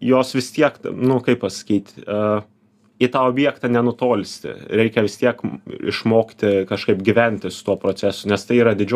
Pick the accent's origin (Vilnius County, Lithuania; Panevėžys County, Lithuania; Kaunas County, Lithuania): Panevėžys County, Lithuania; Panevėžys; Aš kilęs iš Panevežio